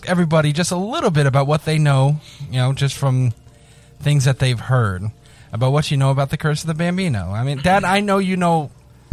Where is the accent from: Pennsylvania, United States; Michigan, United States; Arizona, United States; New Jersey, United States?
New Jersey, United States; I'm from New Jersey